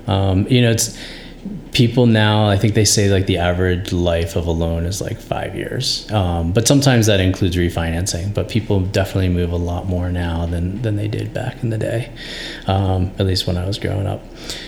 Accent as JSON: {"language": "English", "region": "New York", "country": "United States", "tie": "born or raised there", "also_born_or_lived": "Fairfax, Virginia", "moved": "yes", "lives_now": "Boulder, United States", "said": "which was not how I grew up in New York"}